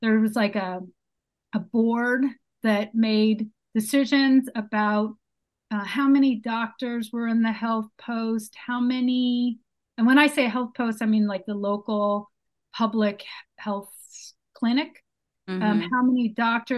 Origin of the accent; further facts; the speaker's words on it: San Francisco, California, United States; moved away as an adult; also born or lived in Brazil; now in Los Angeles, United States; I'm originally from San Francisco, but have lived in LA for the last 8 years